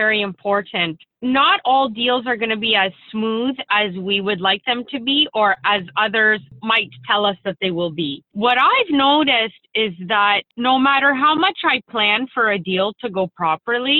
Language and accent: English; Windsor, Ontario, Canada; I'm from Windsor, Ontario